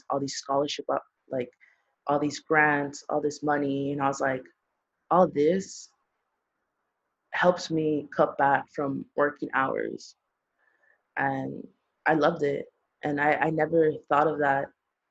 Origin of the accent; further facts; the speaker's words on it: Los Angeles, California, United States; I'm born and raised in LA.